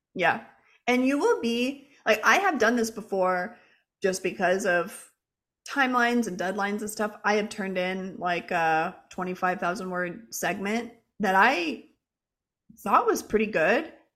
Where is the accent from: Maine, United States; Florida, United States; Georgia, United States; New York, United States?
Florida, United States; Jacksonville; I grew up in Jacksonville, Florida